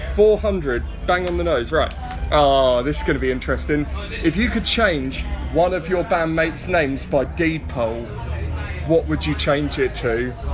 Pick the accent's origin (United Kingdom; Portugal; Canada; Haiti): United Kingdom; Horsham, South East England; my hometown scene